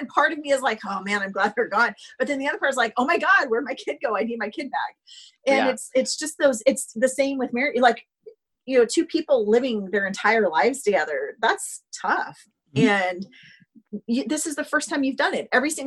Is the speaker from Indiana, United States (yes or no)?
yes; Indiana, United States; also born or lived in Kentucky; I'm from the Midwest